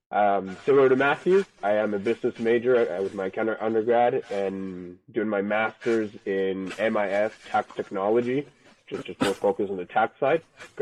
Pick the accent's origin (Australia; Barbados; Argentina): Argentina; now in United States; I'm originally from Argentina.